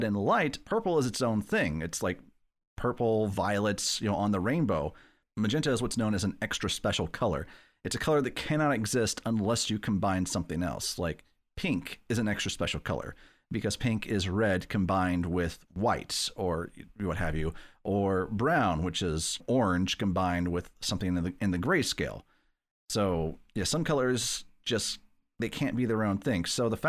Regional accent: Providence, Rhode Island, United States; Like, no, I'm from Providence, which also is where H.P. Lovecraft spent, I think, most of his life, right?

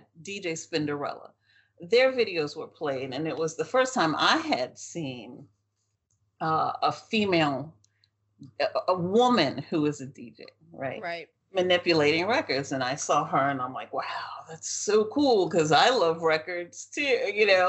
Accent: New Orleans, Louisiana, United States; My growing up in New Orleans

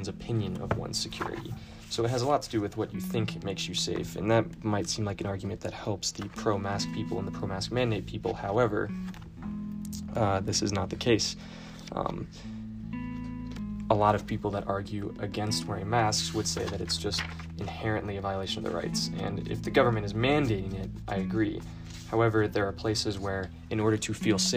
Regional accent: Kentucky, United States; my home state of Kentucky

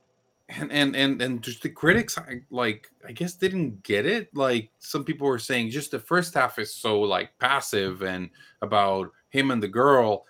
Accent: Mexico City, Mexico; I am from Mexico City

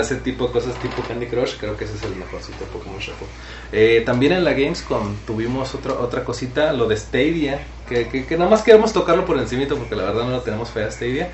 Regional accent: Mexico

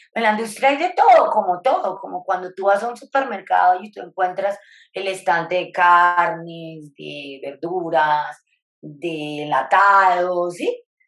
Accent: Bogotá, Colombia; moved away as an adult; now in Tesalia, Colombia; yo soy bogotana, en este momento estoy en Bogotá

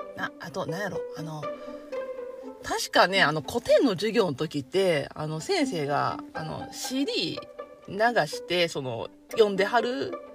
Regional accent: Nara, Japan; accent: Kansai; 私はま奈良に生まれも育ちもずっと奈良のこうニュータウンで生まれ育ったんですけどもね

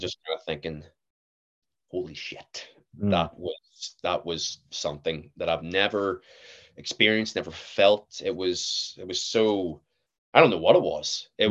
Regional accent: Belfast, Northern Ireland, United Kingdom; accent: generic Northern Irish; I'm from Belfast, uh, well, in and about Belfast.

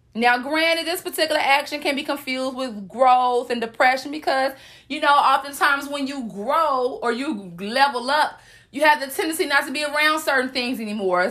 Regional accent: the South, United States; I'm from the South

